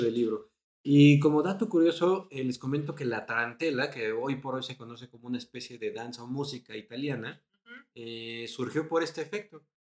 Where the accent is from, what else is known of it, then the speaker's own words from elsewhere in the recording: Mexico City, Mexico; también nacimos en el 84, también somos de la Ciudad de México